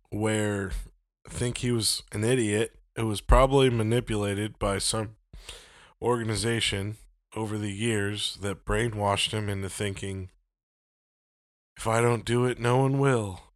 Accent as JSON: {"language": "English", "country": "United States", "said": "I'm an American"}